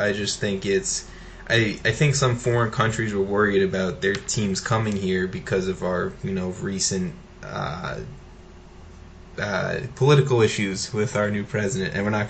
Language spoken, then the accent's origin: English; United States; I'm American